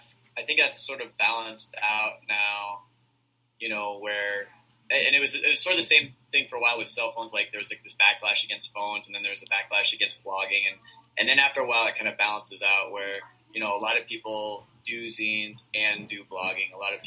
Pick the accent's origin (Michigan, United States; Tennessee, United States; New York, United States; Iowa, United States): Iowa, United States; Yeah, I grew up in Iowa, and I had just kind of gotten into zines, and when I was in Iowa, I had to, like, write letters